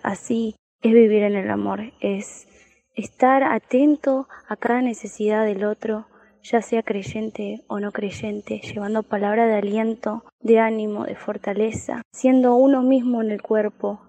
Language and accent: Spanish; Argentina; de Argentina